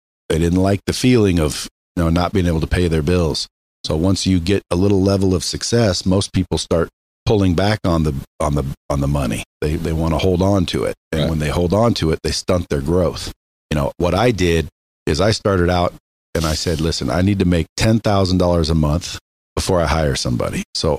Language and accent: English; Oregon, United States; born or raised there